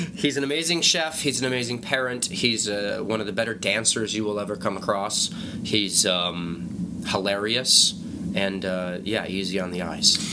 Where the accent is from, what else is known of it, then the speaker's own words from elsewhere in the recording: New Mexico, United States; moved away; I came from New Mexico. My family's still from there.